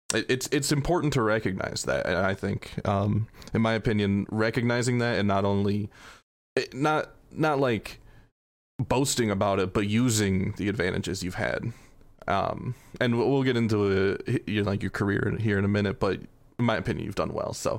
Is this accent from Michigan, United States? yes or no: yes; Flint, Michigan, United States; I'm from Flint in Michigan